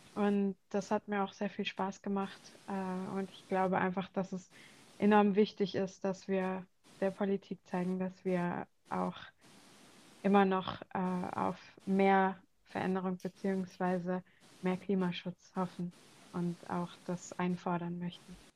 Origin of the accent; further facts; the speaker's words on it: Southern Germany, Germany; now in Berlin, Germany; ich bin in Süddeutschland aufgewachsen